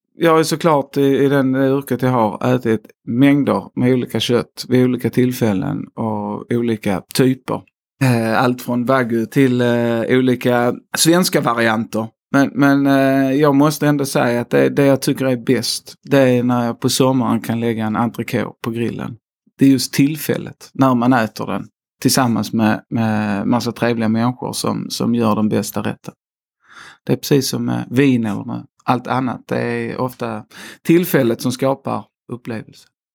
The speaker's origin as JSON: {"language": "Swedish", "region": "Skåne", "country": "Sweden", "accent": "Scanian", "said": "37 år och skåning, som jag nog inte kan förneka i min dialekt. Också tvåbarnsfar och eh, bor mitt i Skåne."}